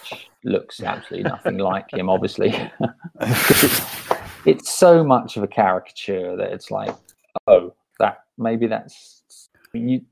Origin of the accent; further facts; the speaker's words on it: United Kingdom; being born British